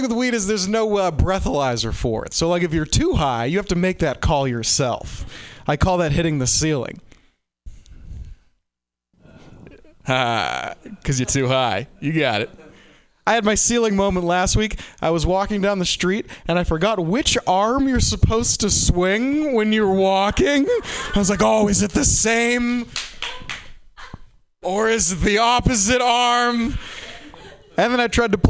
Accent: Boston, Massachusetts, United States; I'm from Boston

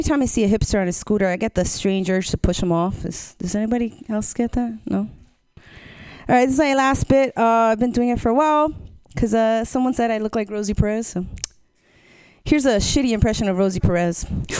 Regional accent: New Jersey, United States; now in Oakland, United States; I'm originally from New Jersey, and my grandma, she keeps wanting to convince me to move back

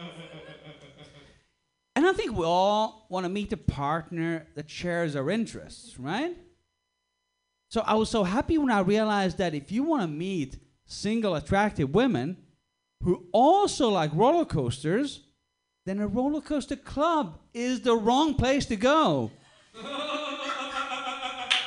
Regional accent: Sweden; also born or lived in Australia; now in Switzerland; I'm actually originally from Sweden, but a few years ago I lived in Australia

